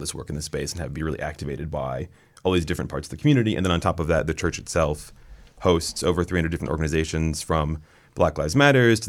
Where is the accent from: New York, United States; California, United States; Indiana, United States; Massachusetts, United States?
Indiana, United States; West Lafayette; I grew up in West Lafayette, more or less, like a college town